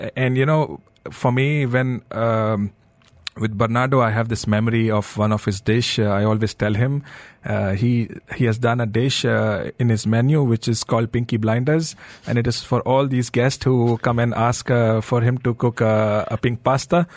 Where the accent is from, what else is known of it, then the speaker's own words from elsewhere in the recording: Delhi, India; I grew up in uh, Delhi